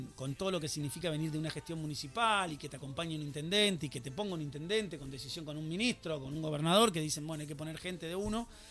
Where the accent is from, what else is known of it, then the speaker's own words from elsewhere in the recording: Buenos Aires, Argentina; now in Escobar, Argentina; Yo soy porteño soy de Villa del Parque, de Villa de Voto